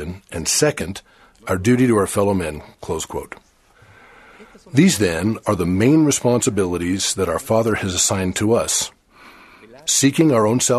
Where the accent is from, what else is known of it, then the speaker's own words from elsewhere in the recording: Chile; I was only 12 years old when the missionaries arrived for the first time to preach in the city where I was born in Chile.